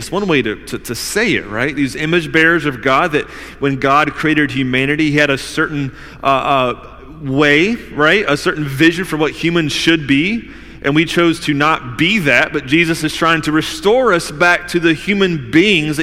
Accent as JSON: {"language": "English", "region": "the South", "country": "United States", "tie": "born or raised there", "said": "I grew up in the South"}